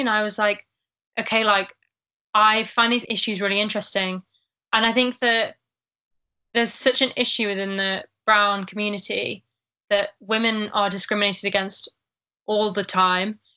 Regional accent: Sheffield, Yorkshire and the Humber, United Kingdom; I'm from Sheffield

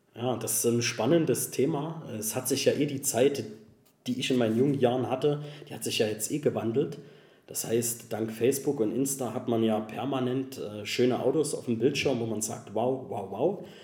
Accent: Saxony, Germany; bei uns in Sachsen

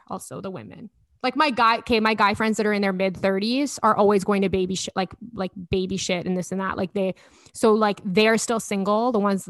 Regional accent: Edmonton, Alberta, Canada; accent: Alberta; moved away as an adult; also born or lived in Toronto; I think my Alberta accent's gotten heavier since moving home.

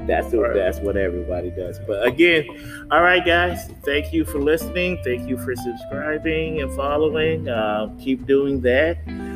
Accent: Michigan, United States; now in North Carolina, United States; I'm from Michigan also

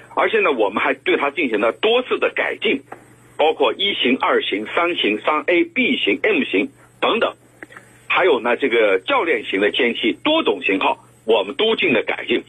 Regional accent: China; 咱们中国

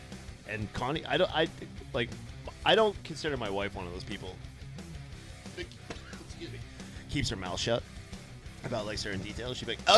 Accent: Winchendon, Massachusetts, United States; my hometown, Winchendon, Massachusetts

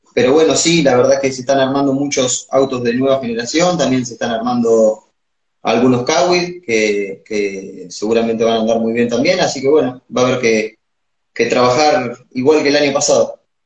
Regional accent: Sierra, Buenos Aires, Argentina; cuando llegué acá a, mi pueblo, a Sierra

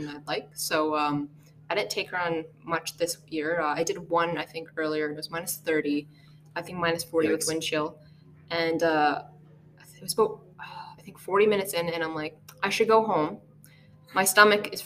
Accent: Calgary, Alberta, Canada; I grew up in Calgary

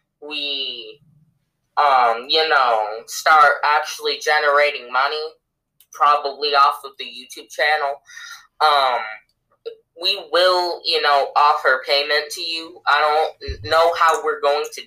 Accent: United States; we're American

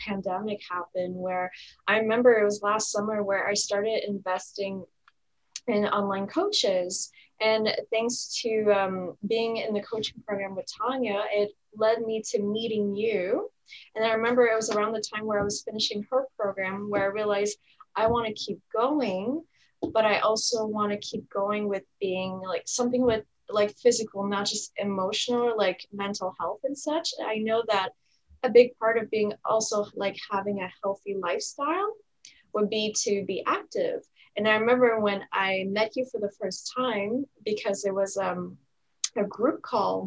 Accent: Canada; also born or lived in Ottawa, Ontario; I'm from Canada. I live in the city, I'm in the province of Ontario, and I live in the city of Ottawa.

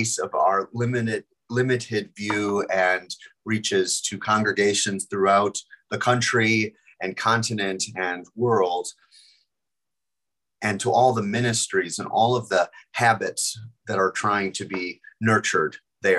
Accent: Milwaukee, Wisconsin, United States; I was from Wisconsin, I'm from Wisconsin, Milwaukee area

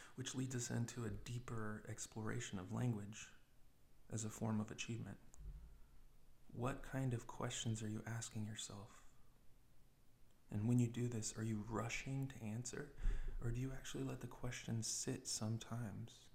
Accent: United States; being young, being American

